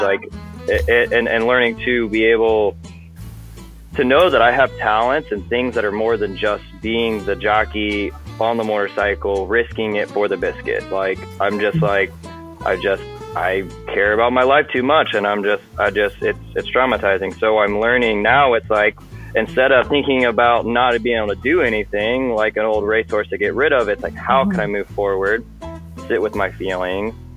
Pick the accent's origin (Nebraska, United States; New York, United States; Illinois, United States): Illinois, United States; Alton; I'm from Alton, Illinois